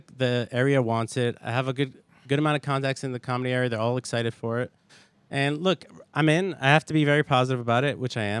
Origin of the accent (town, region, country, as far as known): Brooklyn, New York, United States; born or raised there